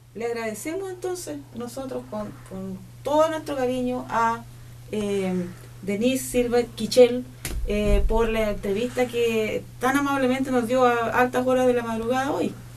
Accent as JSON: {"language": "Spanish", "country": "Chile", "said": "de nuestras familias como chilenos nos transmitieron mucha cultura"}